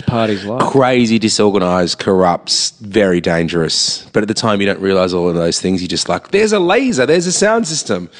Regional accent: Sydney, New South Wales, Australia; I'm growing up in Gladesville

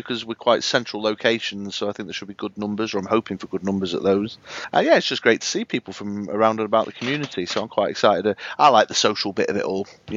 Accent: Manchester, North West England, United Kingdom; My hometown

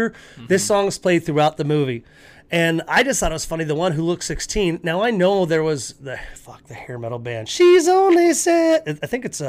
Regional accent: the South, United States; I'm from the South, brother.

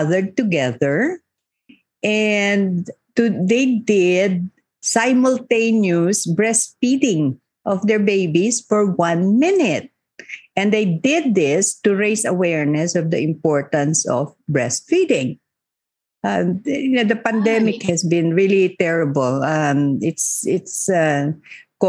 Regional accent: Muslim Mindanao, Bangsamoro, Philippines; In conflict areas like where I come from Muslim Mindanao

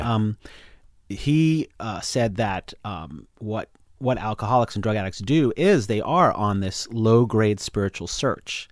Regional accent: East Coast, United States; I'm from the East Coast

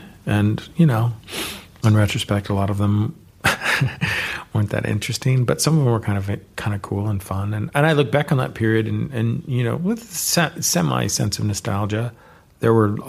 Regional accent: California, United States; So growing up in the Bay Area, you know, these were the people who were around.

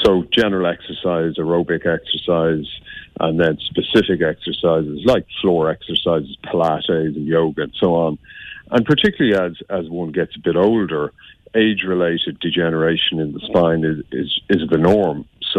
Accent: Limerick, Munster, Ireland; I was brought up in Limerick, went to school in Limerick.

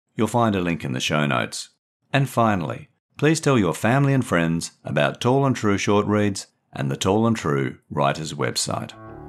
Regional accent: Perth, Western Australia, Australia; elements of autofiction from my life, growing up in Perth

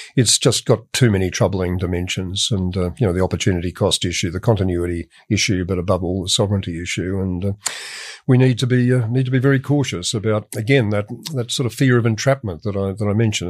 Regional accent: Australia

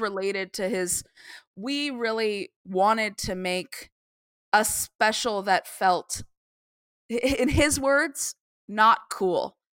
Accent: Tucson, Arizona, United States; moved away; I was from Arizona, I grew up in Tucson

